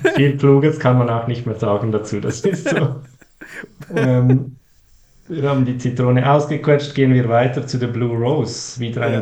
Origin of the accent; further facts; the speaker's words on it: Switzerland; Als Schweizer